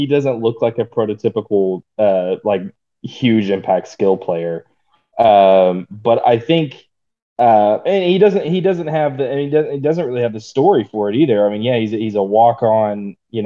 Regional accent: Stilwell, Oklahoma, United States; moved away; growing up in Stillwell, America, Stillwell, Oklahoma

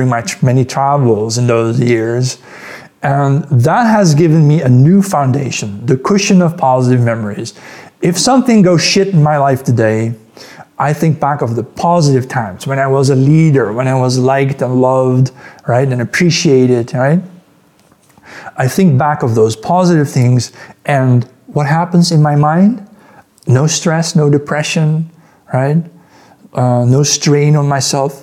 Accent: Netherlands; moved away as an adult; also born or lived in Amsterdam / Munich; I grew up in the Netherlands

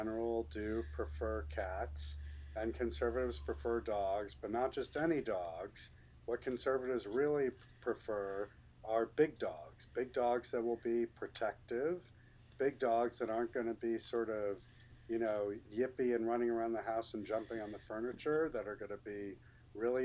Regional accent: New York City, New York, United States; when I was growing up in New York City in the 1970s

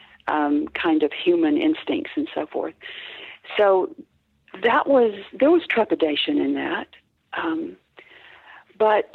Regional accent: the South, United States; I grew up in the South in pre-feminist America.

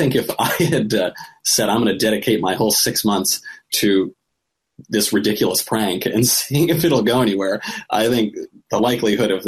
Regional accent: New York, United States; we're from New York

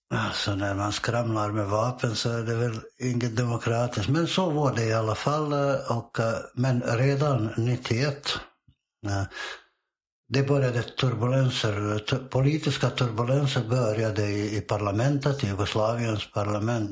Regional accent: Bosnia & Herzegovina; Swedish is a second language; moved away as an adult; also born or lived in Montenegro; now in Sweden; Det att jag är född i Bosnien är ju bara en slump. Jag föddes bara i Bosnien.

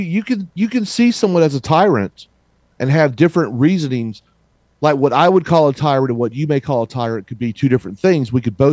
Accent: the South, United States; And I grew up in the Deep South. I grew up in the hearing the South shall rise again and all this other garbage

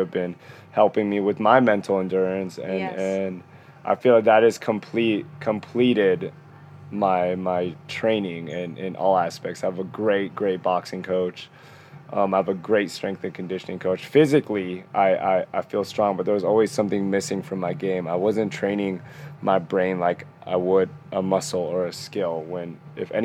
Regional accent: Northern California, United States; moved away as an adult; also born or lived in Philippines / Orange County, California; now in New York City, United States; I was born in the Philippines, moved to California when I was 3 years old, was in Northern California since I was 18, then moved to Orange County for 8 years

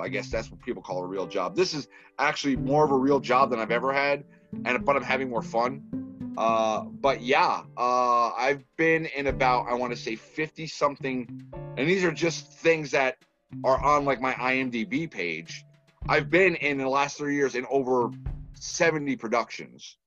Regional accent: Massachusetts, United States; now in Texas, United States; I was born in Massachusetts. I don't try and tell a lot of people that because you know I'm in the South

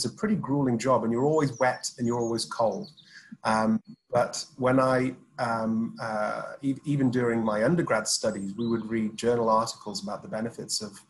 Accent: Sheffield, Yorkshire and the Humber, United Kingdom; now in Dubai, United Arab Emirates; I'm from Sheffield

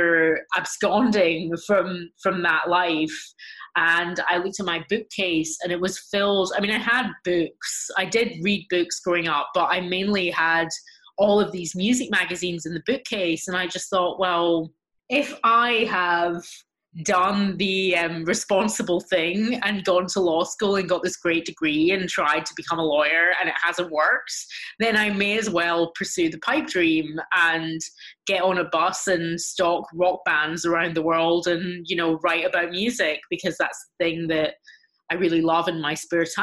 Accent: Glasgow, Scotland, United Kingdom; moved away as an adult; now in United States; I grew up in Glasgow in Scotland in a very small, close-knit Jewish community.

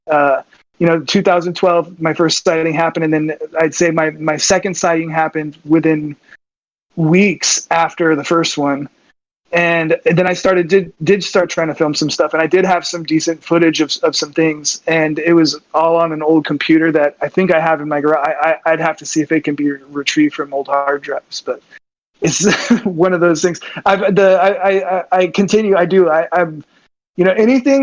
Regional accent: Southern California, United States; as a young kid growing up in Southern California

